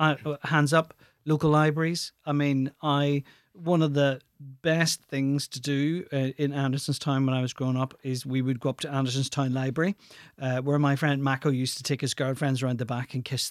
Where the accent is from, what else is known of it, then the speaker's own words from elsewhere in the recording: Ireland; And I said, "Oh, yeah, I'm from Ireland." And instantly, the first thing they would say is, "Oh, you're from the north or the south." And my response was always, "I'm from the east."